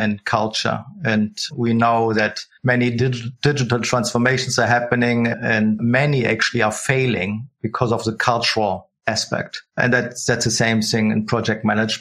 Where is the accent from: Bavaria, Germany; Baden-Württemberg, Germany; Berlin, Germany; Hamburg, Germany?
Berlin, Germany; also born or lived in Switzerland near Zurich; now in Zurich, Switzerland; I'm from Berlin originally